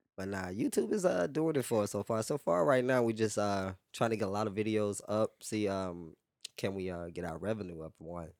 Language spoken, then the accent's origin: English; Louisiana, United States; also born or lived in New Orleans; now in Houston, United States; growing up in Louisiana